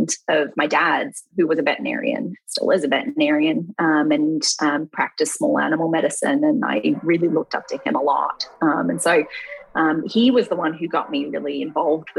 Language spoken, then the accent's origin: English; Melbourne, Victoria, Australia; also born or lived in Western Australia; So where I grew up in Australia, in a city called Melbourne. Kind of grew up around the city, in the suburbs, and had a lot of my childhood there